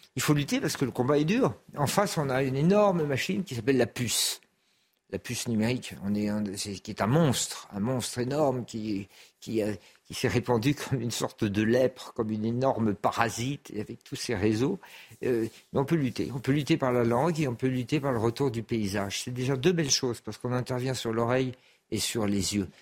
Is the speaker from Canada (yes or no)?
no; France; je suis un Français républicain et laïque